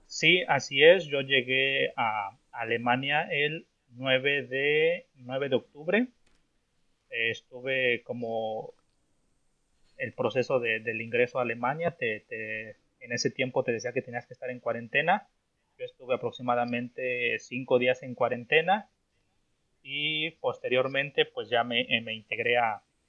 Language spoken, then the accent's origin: Spanish; Orizaba, Veracruz, Mexico; moved away as an adult; now in Germany; yo soy mexicano, eh, más, ah, para ser más exacto, soy de un estado que se llama Veracruz, Veracruz, México, para ser más exacto, pues de una ciudad que se llama Orizaba, Orizaba, Veracruz